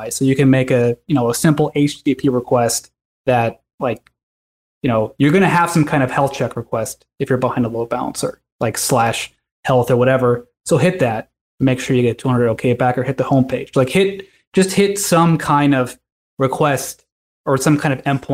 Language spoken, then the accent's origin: English; California, United States; I'm from California